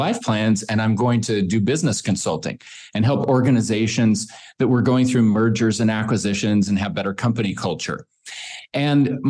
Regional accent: Boise, Idaho, United States; I grew up here in Boise

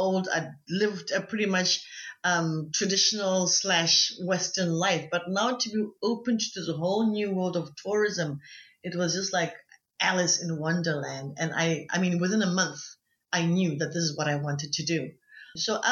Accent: Orapa, Central District, Botswana; also born or lived in Maun, Botswana; I was born in Maung and I was raised, I went to school in Orapa.

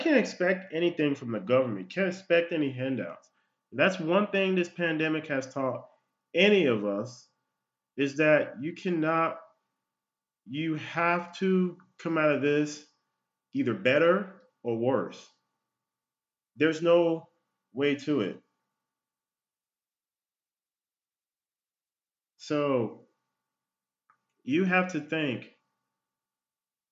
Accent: United States; I was born here in the United States.

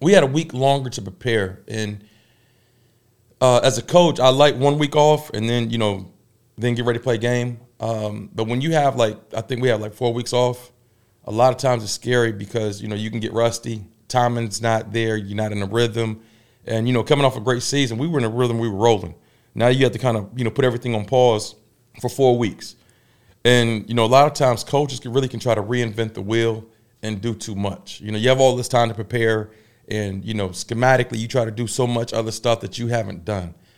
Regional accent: Tidewater, Virginia, United States; now in Durham, United States; my hometown, in the Tidewater

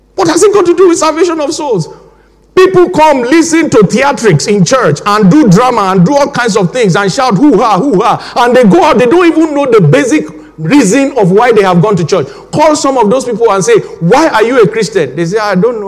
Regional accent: Nigeria; now in England, United Kingdom; my home country, Nigeria

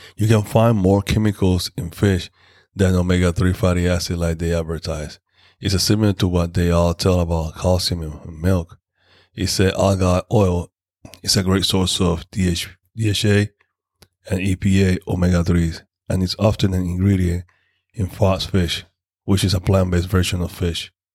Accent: Panama; in my hometown in Panama

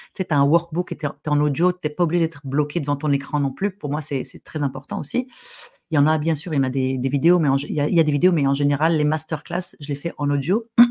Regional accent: Morocco; je suis arabe, je suis marocaine, j'ai grandi au Maroc

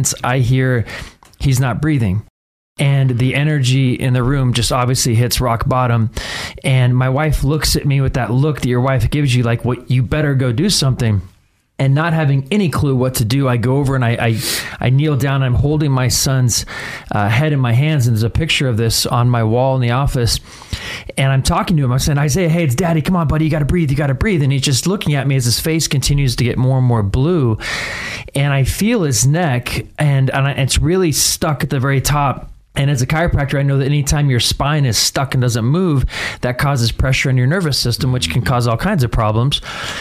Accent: Boise, Idaho, United States; Born and raised in Boise, Idaho

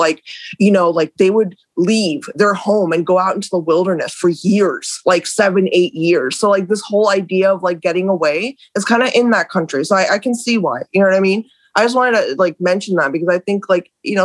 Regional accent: Haryana, India; now in United States; I'm from Haryana. My family is from Haryana, which is not Punjab, by the way

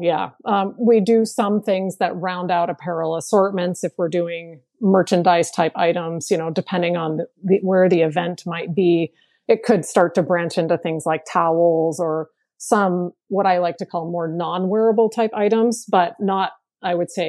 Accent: Portland, Maine, United States; born there; now in Portland, United States; Ironically, I was born in Portland, Maine. I don't talk like a Mainer, but that is where I was born. But I currently live in Portland, Oregon.

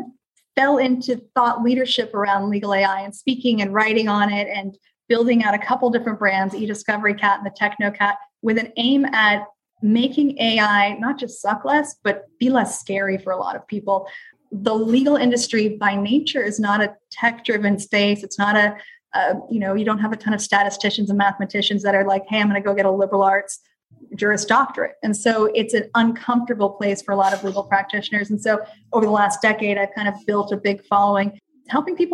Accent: Texas, United States; I'm from Texas

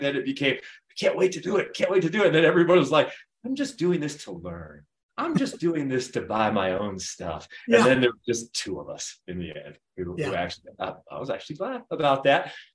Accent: Florida, United States; moved away as an adult; also born or lived in Centennial, Colorado; now in Colorado Springs, United States; I was originally from Florida

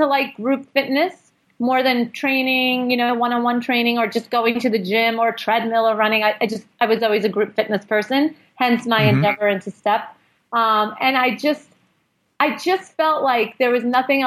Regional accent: New York City, New York, United States; the neighborhood where I grew up in Brooklyn

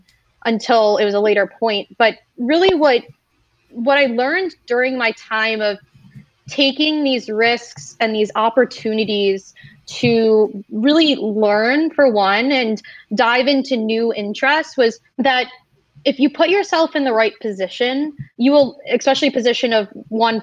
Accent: Michigan, United States; moved away; a lot of my story starts back in Michigan. I came from the Midwest

